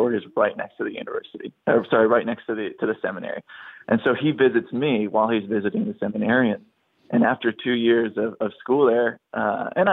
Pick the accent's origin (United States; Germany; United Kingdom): United States; Wisconsin; moved away as an adult; also born or lived in St. Paul, Minnesota / Utah; I'm from Wisconsin. Yeah, I'm from Wisconsin originally